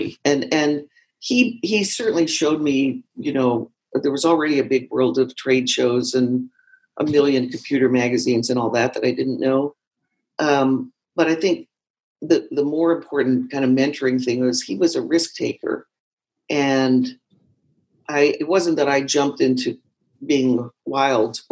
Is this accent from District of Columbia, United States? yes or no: yes; Washington, District of Columbia, United States; moved away as an adult; also born or lived in San Francisco; I had moved west from the East Coast, I'm from Washington, D.C. originally, and I ended up in San Francisco